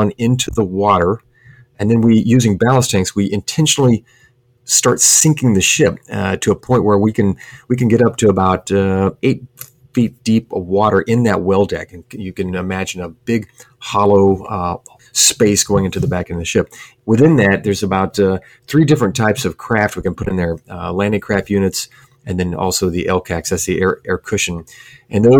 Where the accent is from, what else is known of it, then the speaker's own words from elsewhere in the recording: Sherman, Texas, United States; moved away as an adult; I grew up in Texas, a little town, Sherman, Texas, about an hour's drive north of Dallas